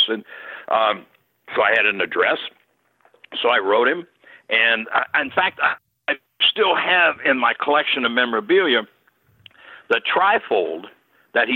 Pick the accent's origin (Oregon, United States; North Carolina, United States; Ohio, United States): Ohio, United States; Cincinnati; Cincinnati, my hometown